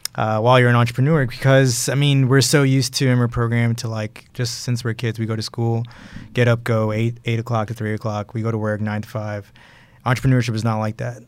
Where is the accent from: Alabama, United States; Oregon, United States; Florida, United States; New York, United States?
New York, United States; moved away; also born or lived in Houston; I grew up in Brooklyn, New York, and I was born in Houston, but I grew up in Brooklyn, New York